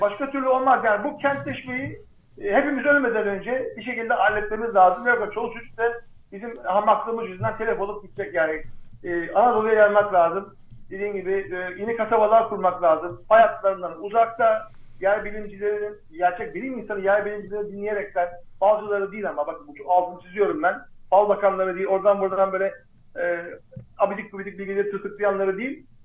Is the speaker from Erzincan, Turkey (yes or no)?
yes; Erzincan, Turkey; ben mesela Erzincanlıyım